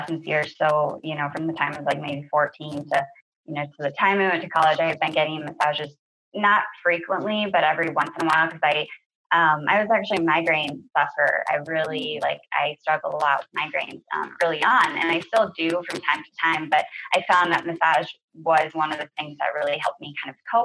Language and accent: English; Minnesota, United States; moved away; I'm from Minnesota originally